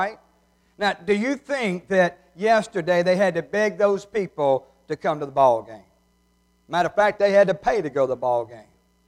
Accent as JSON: {"language": "English", "town": "New Hebron", "region": "Mississippi", "country": "United States", "said": "Now, you may say, those are not chandeliers. I'm from New Hebron. Anything like that is chandeliers."}